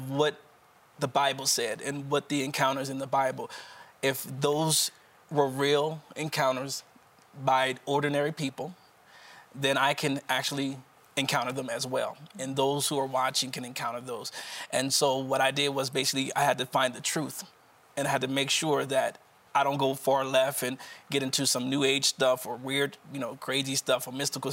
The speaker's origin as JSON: {"language": "English", "town": "Wilmington", "region": "Delaware", "country": "United States", "said": "I'm from Wilmington, Delaware, right outside of the Philadelphia region."}